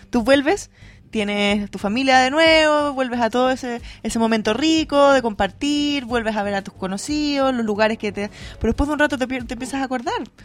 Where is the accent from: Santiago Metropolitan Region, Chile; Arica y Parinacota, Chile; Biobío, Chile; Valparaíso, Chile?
Biobío, Chile; Concepción; moved away; Concepción, obviamente, en mi ciudad, mi, mi casa